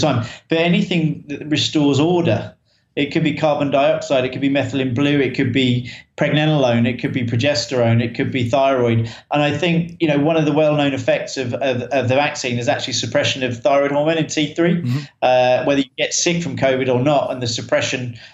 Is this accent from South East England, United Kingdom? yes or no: yes; Tunbridge Wells, South East England, United Kingdom; I'm from Kent in Tunbridge. Tunbridge in Kent, which is in the UK, sometimes referred to as the Garden of England